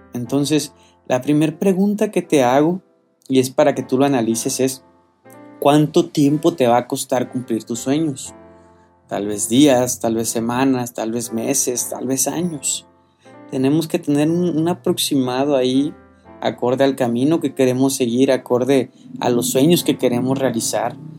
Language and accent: Spanish; Colima, Mexico; moved away; no vivo en, en mi tierra, ¿no? Que es Colima.